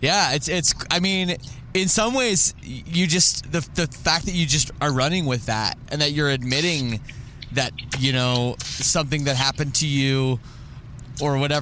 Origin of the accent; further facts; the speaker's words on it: Canada; I'm Canadian